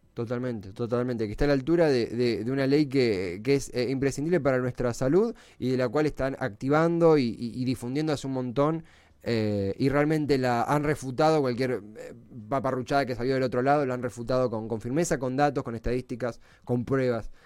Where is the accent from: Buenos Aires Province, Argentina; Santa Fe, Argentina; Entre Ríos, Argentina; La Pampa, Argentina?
Buenos Aires Province, Argentina; Avellaneda; yo soy de Herley, de Avellaneda